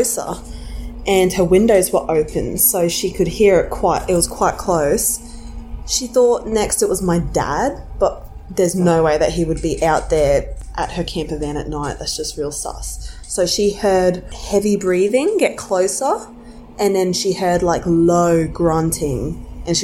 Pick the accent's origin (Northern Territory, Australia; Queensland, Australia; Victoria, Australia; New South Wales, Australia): Queensland, Australia; Cairns; I'm from Cairns, Australia